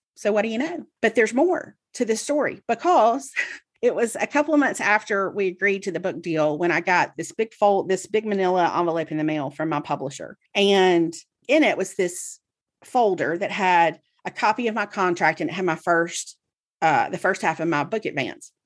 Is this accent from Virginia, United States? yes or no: no; Mississippi, United States; I grew up in Mississippi, and so I read the Clarion Ledger every day, Jackson's newspaper